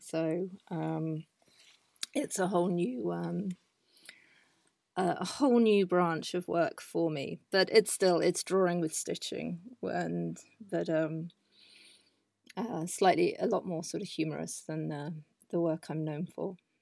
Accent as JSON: {"language": "English", "region": "south of England", "country": "United Kingdom", "tie": "born or raised there", "also_born_or_lived": "London / Amsterdam, Netherlands", "moved": "as an adult", "lives_now": "Netherlands", "said": "I am originally from England, and, um, I had a very English, um, background growing up in the south of the country."}